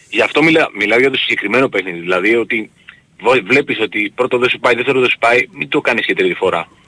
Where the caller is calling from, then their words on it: Nea Irakleio, Attica, Greece; Όχι, Νέο Ηράκλειο, Νέο Ηράκλειο. Ε, καταγωγή από Ηράκλειο Κρήτης.